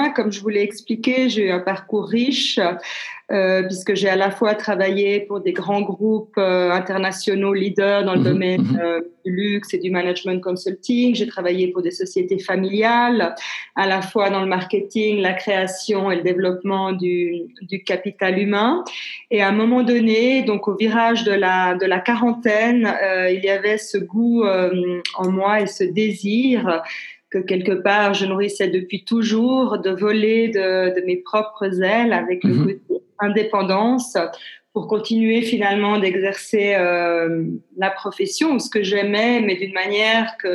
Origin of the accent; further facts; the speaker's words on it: Geneva, Switzerland; born there; Euh, donc, je, suis née à Genève. Je suis suissesse et italienne. J'ai 52 ans